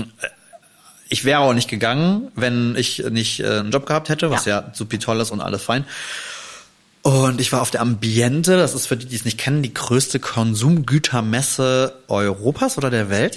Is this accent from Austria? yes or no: no; Germany; bei uns in Deutschland